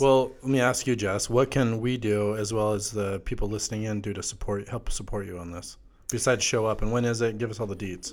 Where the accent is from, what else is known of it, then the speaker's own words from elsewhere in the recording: Wasatch Mountains, Utah, United States; I grew up in the Wasatch Mountains my whole life.